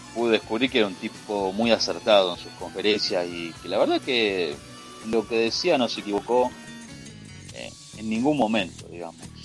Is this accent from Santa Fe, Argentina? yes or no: yes; Rosario, Santa Fe, Argentina; soy argentino y soy de la ciudad